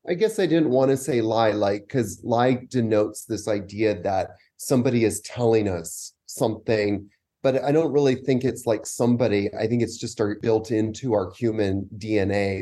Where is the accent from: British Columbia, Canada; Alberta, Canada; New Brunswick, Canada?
British Columbia, Canada; Vancouver; moved away as an adult; also born or lived in New York; now in Costa Rica; I'm actually from Vancouver, Canada